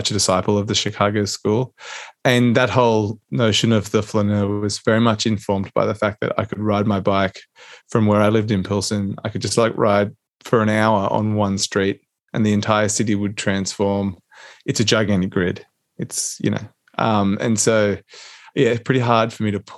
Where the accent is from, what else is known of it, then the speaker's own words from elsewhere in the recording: Canberra, Australian Capital Territory, Australia; I'm a Canberra boy. I grew up in Canberra.